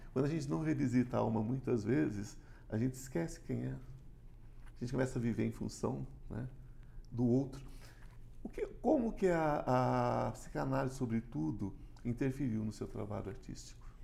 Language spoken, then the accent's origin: Portuguese; São Paulo, Brazil; now in Goiás, Brazil; eu sou paulista, amo São Paulo, mas meu coração agora já é goiano